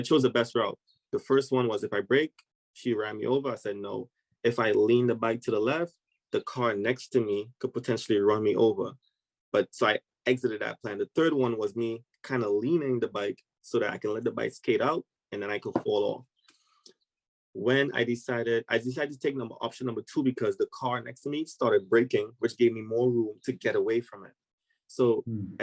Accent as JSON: {"language": "English", "country": "Trinidad & Tobago", "moved": "as an adult", "lives_now": "United States", "said": "I'm originally from Trinidad and Tobago. I migrated to the United States actually to play soccer"}